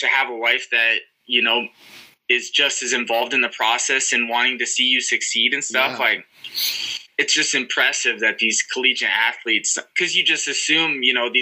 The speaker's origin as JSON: {"language": "English", "town": "Monticello", "region": "Iowa", "country": "United States", "tie": "born or raised there", "also_born_or_lived": "Mason City, Iowa / Marshalltown, Iowa / Marion, Iowa / Cedar Rapids, Iowa", "said": "I would never move back to Monticello"}